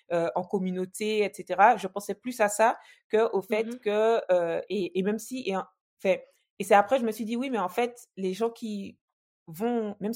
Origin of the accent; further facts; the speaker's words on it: French West Indies, France; parler à, tout le monde et notamment aux, aux, gens de chez nous, aux Antillais.